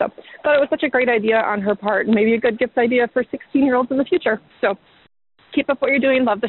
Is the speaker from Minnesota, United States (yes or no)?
yes; Minnesota, United States; I grew up in Minnesota, so some of this is only applicable to maybe those northern states.